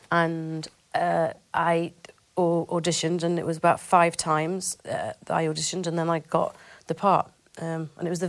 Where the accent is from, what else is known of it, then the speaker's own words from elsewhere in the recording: Bamford, North West England, United Kingdom; I grew up in a place called Bamford in Ro